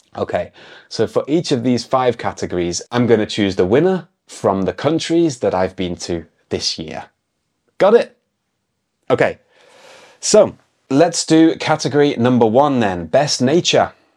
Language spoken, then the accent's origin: English; United Kingdom; moved away; I'm an English teacher from the UK